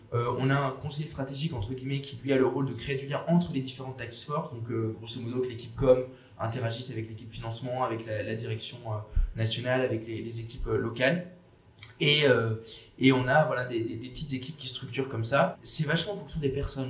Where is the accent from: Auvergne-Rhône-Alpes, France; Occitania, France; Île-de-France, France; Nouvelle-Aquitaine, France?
Nouvelle-Aquitaine, France; Bordeaux; also born or lived in Paris; je suis bordelais